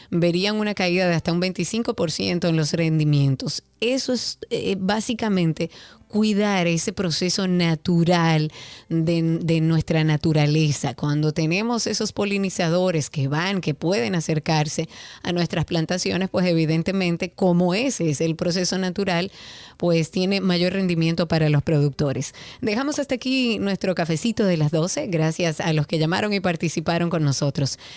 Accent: Dominican Republic; hablar un poco de esa bebida que tanto nos identifica también como dominicanos.

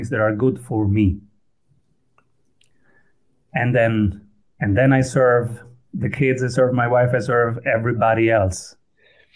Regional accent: Italy; first language Italian; English is a second language; also born or lived in Austria; now in Vienna, Austria; So I was born in Italy. My first language was Italian. And then I went to Austria.

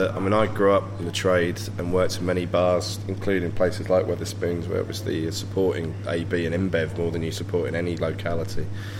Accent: Hampshire, South East England, United Kingdom; now in Sheffield, United Kingdom; I'm from Hampshire

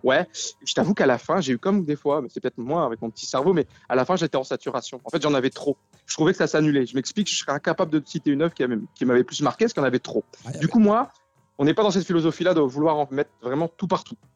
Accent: Denain, Hauts-de-France, France; also born or lived in Lille metropolitan area; now in Lille, France; on vient de Denain

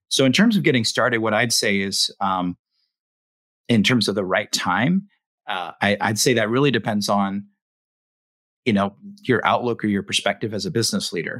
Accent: West Coast, United States; I grew up on the West Coast

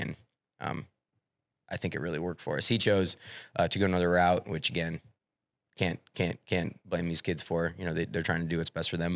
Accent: Clarinda, Iowa, United States; moved away; I lived in Clorinda for fourteen years

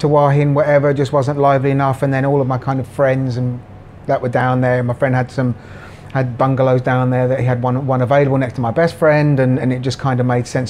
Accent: Jersey; moved away as an adult; also born or lived in Glasgow, Scotland; now in Pattaya, Thailand; I was born in Scotland, in Glasgow, but I moved to Jersey in the Channel Islands when I was a baby. So I was brought up there.

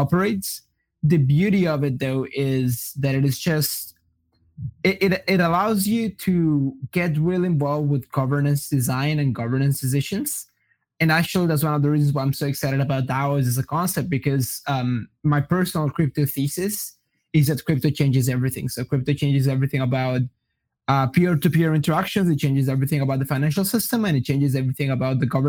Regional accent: Brazil; English is a second language; also born or lived in Colombia / Iowa, United States; now in Austin, United States; I am originally from Colombia. When I was relatively young, like when I was 8 or 9, I moved to Brazil. I grew up in Brazil, so I grew up like speaking Portuguese and Spanish.

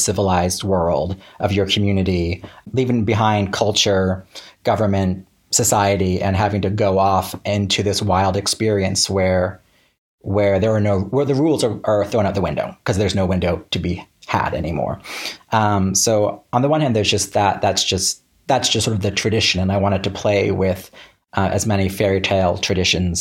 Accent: small East Coast town in Florida, United States; the swamp I grew up in was a small East Coast town

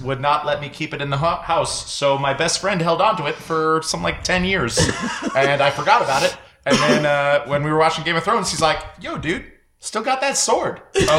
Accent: San Diego, California, United States; moved away; I even went back to my hometown of San Diego like 3 years ago

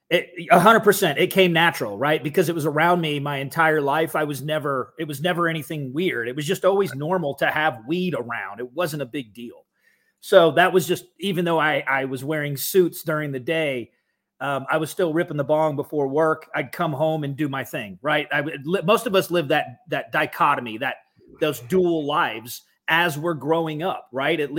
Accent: Atlanta, Georgia, United States; growing up in Atlanta, at least during my teenage years uh, we have the same thing.

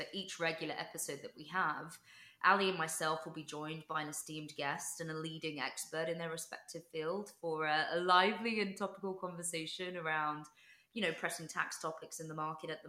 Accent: London, United Kingdom; I was born in London

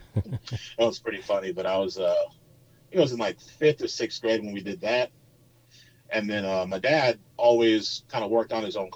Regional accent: Temecula, California, United States; moved away as an adult; also born or lived in Upland, California; now in Austin, United States; I grew up in Southern California. So I was born in Upland, technically, because where my parents lived in Temecula, Marietta, didn't have a birthing center

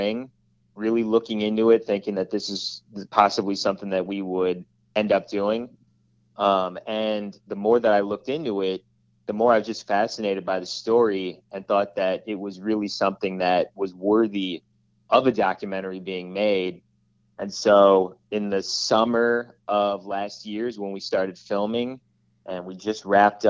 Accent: St. Charles, Missouri, United States; now in Affton, United States; I grew up in St. Charles, and I moved out to the Afton area when I got married to my wife

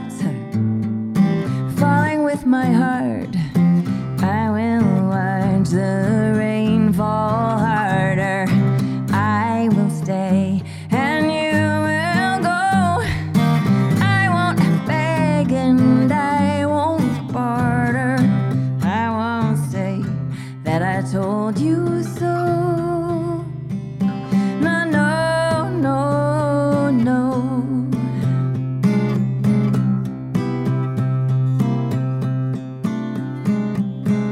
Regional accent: Boston, Massachusetts, United States; also born or lived in London; I grew up in Boston

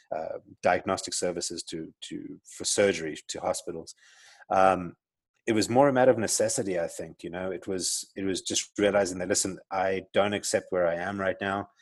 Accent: South Africa; accent: South African; moved away as an adult; also born or lived in Johannesburg; now in Arizona, United States; I grew up in South Africa, as you can tell from my accent. I'm South African

